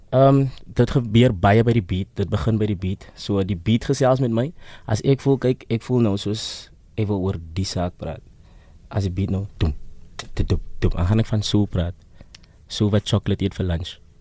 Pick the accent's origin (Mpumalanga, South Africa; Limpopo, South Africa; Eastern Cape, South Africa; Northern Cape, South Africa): Eastern Cape, South Africa; ek is van die Ooskaap